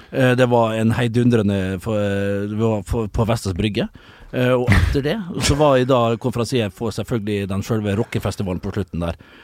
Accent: Vestnes, Møre og Romsdal, Norway; moved away; Jeg var hjemme på Vestnes

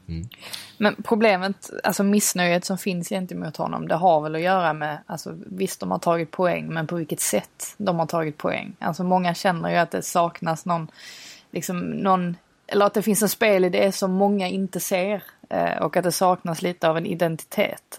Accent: Sweden; jag var svensk

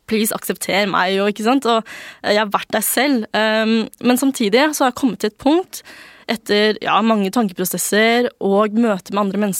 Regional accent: Norway; Det er ikke noe bedre å være norsk enn kinesisk. Det er bare noe vi er født med.

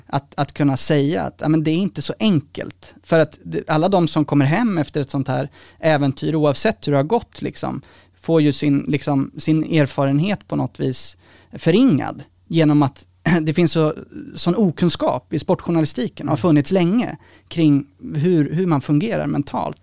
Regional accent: Sweden; som svensk liksom här kommer från en mer privilegierad bakgrund

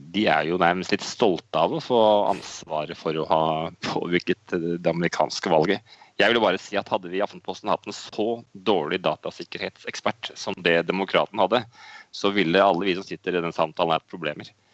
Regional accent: Norway; moved away as an adult; now in Moscow, Russia; hjemme i Norge

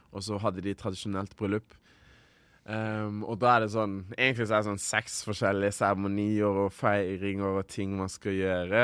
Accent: Rwanda; now in Norway; Rwanda, eh, mitt hjemland, der jeg kommer fra, mamma og pappa, hele slekta

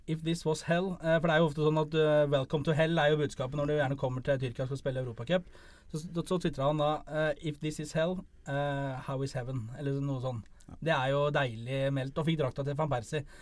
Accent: Hamar, Innlandet, Norway; Jeg er fra Hamar og holder med HamKam

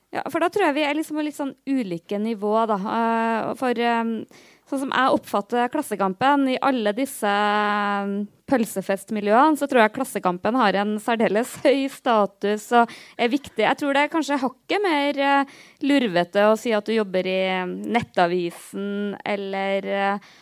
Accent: Namdalen, Trøndelag, Norway; now in Oslo, Norway; hadde jeg vært hjemme eh, i Trøndelag i helga og kom liksom, eh, på jobb i Oslo

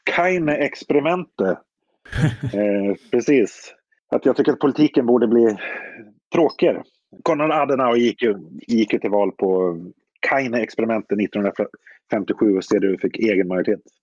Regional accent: Visby, Gotland, Sweden; jag växte upp i Visby

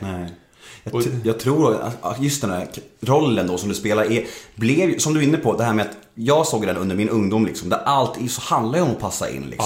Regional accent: Gustavsberg, Stockholm County, Sweden; moved away as an adult; also born or lived in Södermalm, Stockholm; jag är född på Södermalm första sju åren. Ja. När jag var sju år flyttade jag till Värmdö. Ja. Bodde där tills jag var 20.

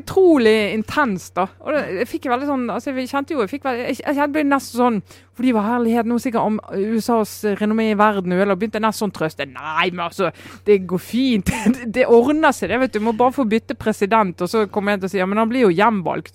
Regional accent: Hordaland, Vestland, Norway; mitt gamle fylke Hordaland

